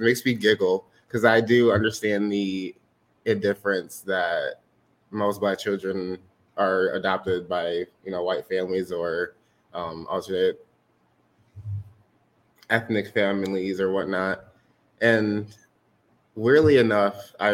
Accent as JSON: {"language": "English", "town": "Lansing", "region": "Michigan", "country": "United States", "tie": "born or raised there", "also_born_or_lived": "Detroit, Michigan", "said": "I was born in Detroit, Michigan, and I was adopted here in Lansing, Michigan when I was about 8 years old"}